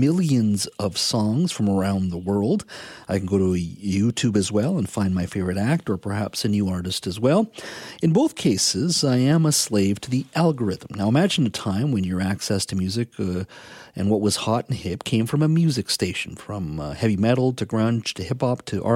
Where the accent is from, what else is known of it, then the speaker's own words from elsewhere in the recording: the interior of British Columbia, Canada; I grew up in the interior here in British Columbia, a small little lumber town